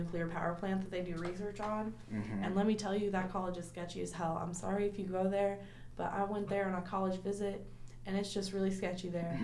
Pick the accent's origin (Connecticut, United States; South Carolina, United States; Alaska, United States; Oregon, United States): Alaska, United States; moved away; my hometown for Alaska Day